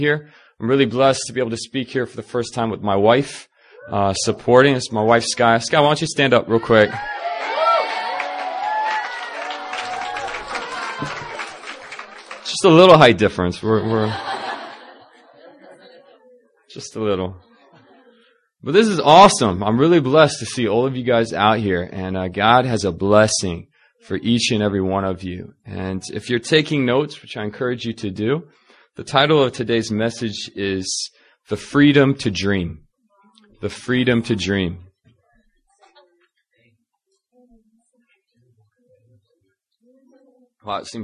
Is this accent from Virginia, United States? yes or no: yes; Northern Virginia, United States; moved away as an adult; now in South Korea; I'm originally from Northern Virginia